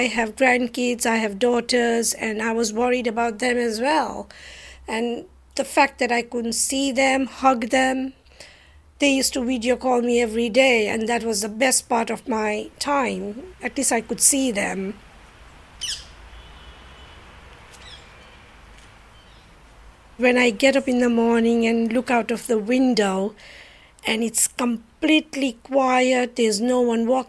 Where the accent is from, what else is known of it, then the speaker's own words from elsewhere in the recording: Lusaka, Lusaka Province, Zambia; moved away as an adult; now in United Kingdom; I was born in Lusaka, Zambia, in Africa. And I came over here to study.